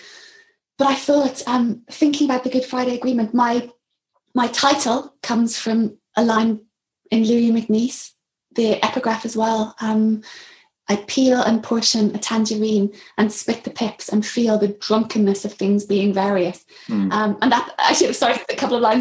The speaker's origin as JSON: {"language": "English", "town": "Belfast", "region": "Northern Ireland", "country": "United Kingdom", "tie": "born or raised there", "also_born_or_lived": "England", "moved": "as an adult", "said": "I'd grown up with a British passport, mixed marriage, you know, one parent Catholic, one parent Protestant, but living in East Belfast"}